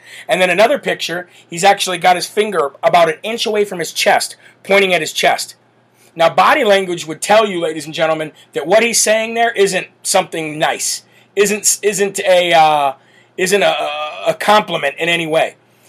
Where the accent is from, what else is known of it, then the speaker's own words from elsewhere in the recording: United States; as an American